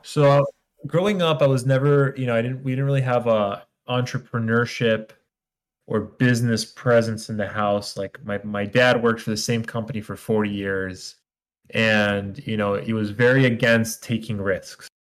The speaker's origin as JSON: {"language": "English", "country": "Israel", "also_born_or_lived": "New York", "moved": "as an adult", "lives_now": "United States", "said": "I'm originally from Israel. I moved to the United States when I was 21."}